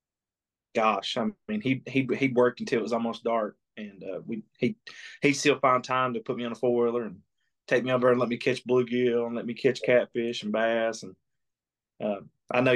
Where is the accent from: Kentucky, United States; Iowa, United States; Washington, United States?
Kentucky, United States; Clay County, Southeast; I grew up down there around Clay County, Southeast Kentucky.